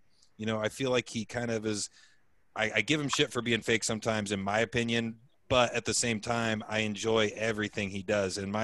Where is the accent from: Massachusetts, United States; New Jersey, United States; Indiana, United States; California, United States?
Indiana, United States; Indianapolis; I'm from Indianapolis.